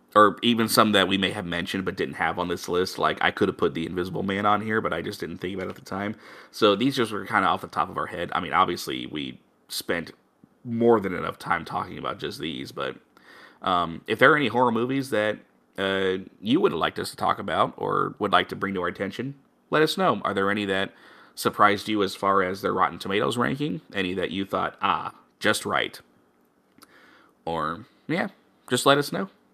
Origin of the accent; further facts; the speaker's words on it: Missouri, United States; my home state